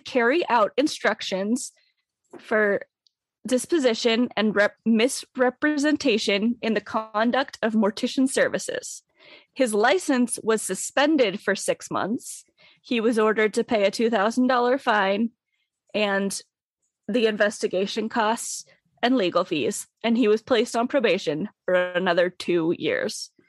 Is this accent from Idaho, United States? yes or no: yes; Pocatello, Idaho, United States; Downard Funeral Home is located in Pocatello, Idaho. That's right, my hometown